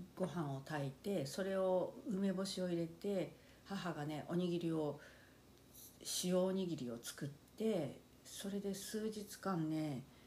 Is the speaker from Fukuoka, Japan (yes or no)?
yes; Fukuoka, Japan; 幼い頃から ずっと福岡県